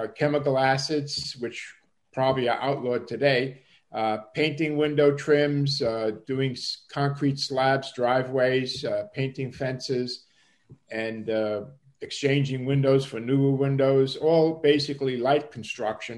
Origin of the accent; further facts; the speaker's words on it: New York City, New York, United States; accent: Brooklynese; moved away; also born or lived in Bavaria, Germany; I spent approximately 15 years living in New York City. Most of that time was in the German section of Brooklyn, where I learned the street talk, which I labeled Brooklynese